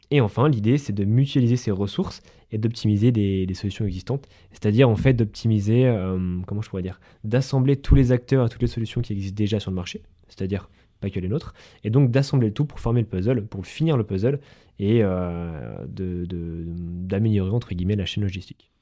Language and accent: French; Haute-Savoie, Auvergne-Rhône-Alpes, France; chez nous en Haute-Savoie